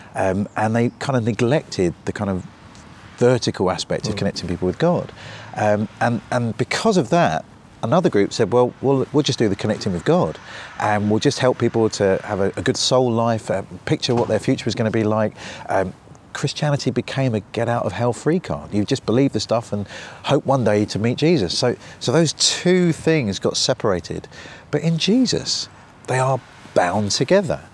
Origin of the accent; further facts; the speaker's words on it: United Kingdom; I'm British